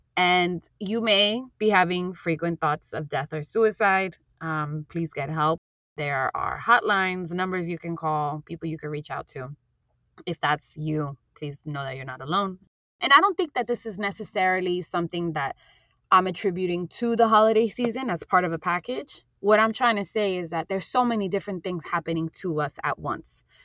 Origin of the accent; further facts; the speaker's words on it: New York City, New York, United States; I grew up in Jackson Heights, Queens